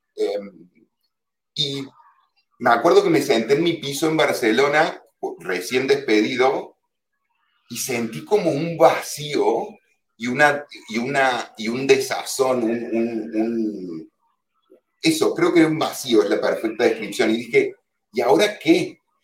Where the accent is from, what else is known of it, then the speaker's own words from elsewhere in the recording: Córdoba, Argentina; moved away as an adult; also born or lived in Buenos Aires, Argentina / Germany; now in Mallorca, Spain; yo soy argentino, obviamente soy de Córdoba, Córdoba de la nueva Andalucía